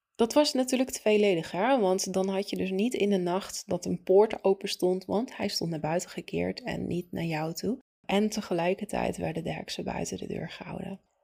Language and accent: Dutch; Italy; moved away; ik ben opgegroeid in Italië